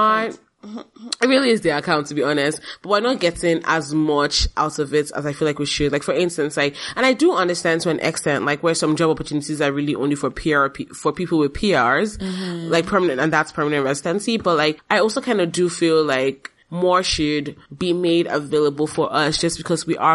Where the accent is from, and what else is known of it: Nigeria; now in Canada